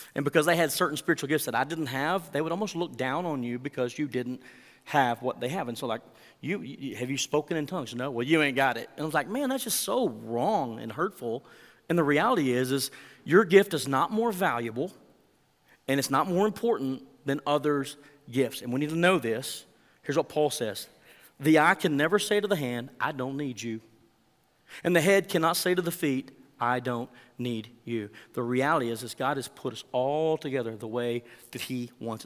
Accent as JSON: {"language": "English", "region": "Texas", "country": "United States", "accent": "Texan", "said": "I speak Texan and a little bit of Spanish"}